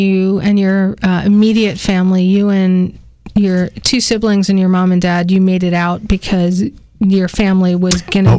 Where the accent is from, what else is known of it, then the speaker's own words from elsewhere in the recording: New York City, New York, United States; also born or lived in Yonkers, New York; I grew up in the Bronx, New York, and Yonkers, New York